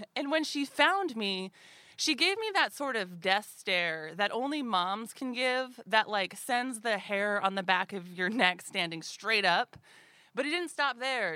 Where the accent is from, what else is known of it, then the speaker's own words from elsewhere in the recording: Anchorage, Alaska, United States; growing up in Anchorage in the eighties and nineties